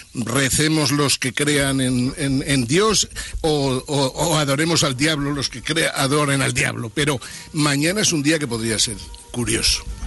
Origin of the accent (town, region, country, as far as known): Spain